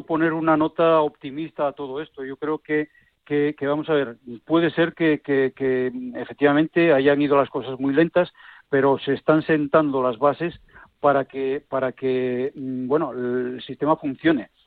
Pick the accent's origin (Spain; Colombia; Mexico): Spain; Villaviciosa, Asturias; now in Oviedo, Spain; yo soy natural de un pueblo que se llama vía Viciosa